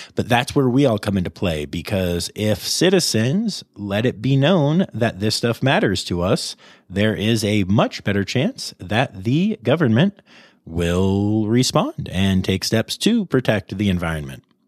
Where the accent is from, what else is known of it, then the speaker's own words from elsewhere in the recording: Pennsylvania, United States; my home state of Pennsylvania, where I have not been in over two months